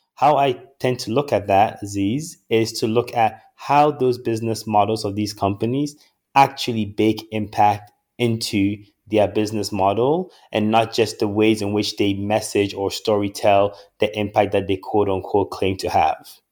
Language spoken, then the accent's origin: English; Ghana; moved away; a boy born and raised in Ghana, who has had the opportunity to live abroad and study in various places